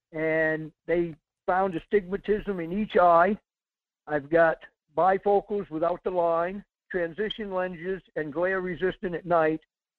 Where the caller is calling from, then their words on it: Salcha, Alaska, United States; Yeah, Mike. … from Salcha.